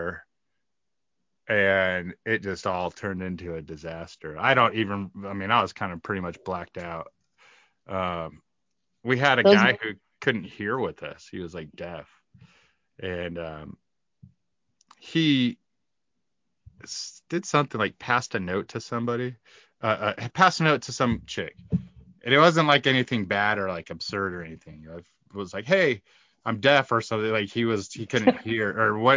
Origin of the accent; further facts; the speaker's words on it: Lake Havasu City, Arizona, United States; There's five ravers where I grew up in Lake Havasu City